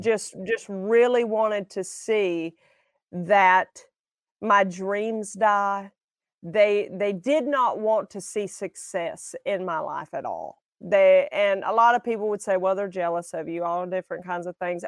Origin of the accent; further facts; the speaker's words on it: Alabama, United States; I'm from Alabama